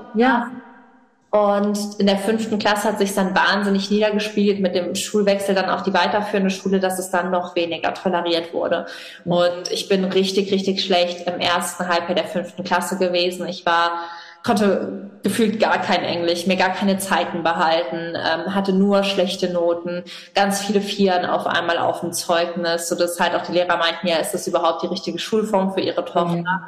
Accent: Rhineland-Palatinate, Germany; also born or lived in Oxford; Bei uns in Rheinland-Pfalz

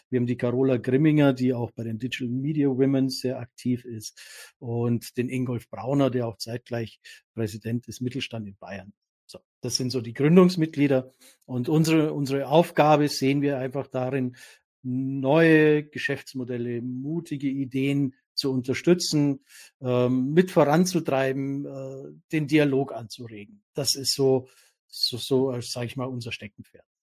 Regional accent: Austria; Küss die Hand, Dominik, wir als Österreicher, wir können das ja dann

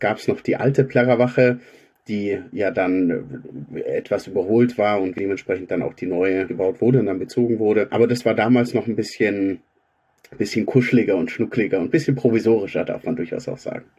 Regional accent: Augsburg, Bavaria, Germany; Ich bin gebürtiger Augsburger

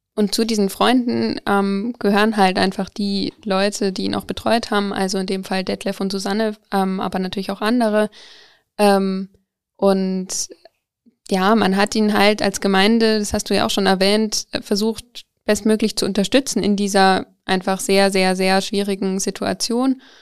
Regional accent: Coburg, Bavaria, Germany; ich komme eigentlich aus Coburg

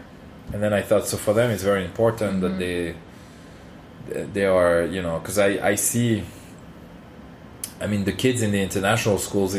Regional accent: Paris, Île-de-France, France; Yeah, I come from Paris.

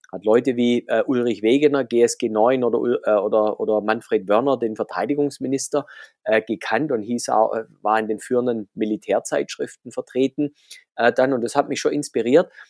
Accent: Baden-Württemberg, Germany; accent: Swabian; ich komme ja aus dem Schwabenland, das hört man ab und zu raus.

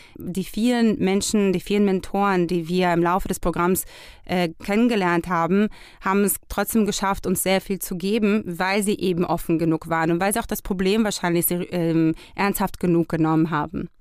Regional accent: Israel; now in Germany; wir kommen ja aus Israel.

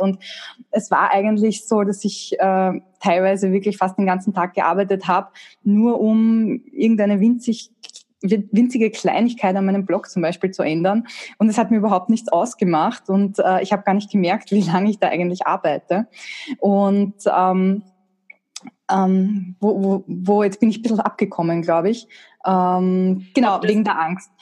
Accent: Austria; eine technische Ausbildung in der HTL. Das gibt's bei uns in Österreich.

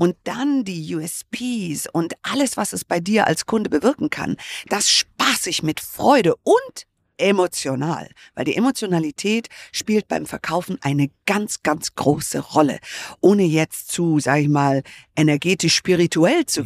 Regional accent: United States; moved away; ich bin ja Amerikanerin

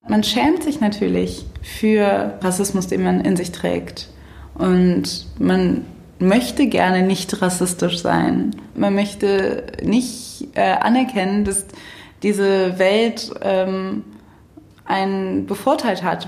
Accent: Cologne, North Rhine-Westphalia, Germany

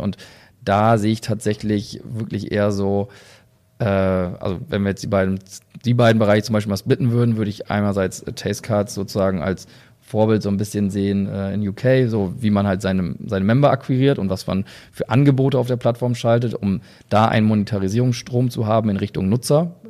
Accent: near Oldenburg, Lower Saxony, Germany; wir kommen ja auch noch aus der Nähe

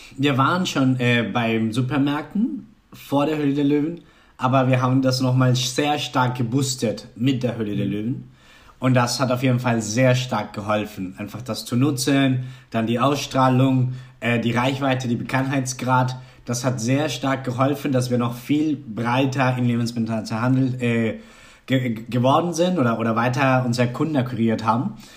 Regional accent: Colombia; German is a second language; moved away; also born or lived in Cologne, Germany; ich war Kolumbianer, ich konnte noch nicht so richtig so gut Deutsch sprechen können

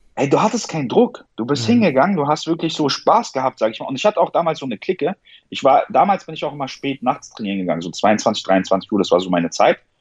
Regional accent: Berlin, Germany; also born or lived in Iran; Komme aus Berlin, bin hier aufgewachsen, geboren bin ich im Iran

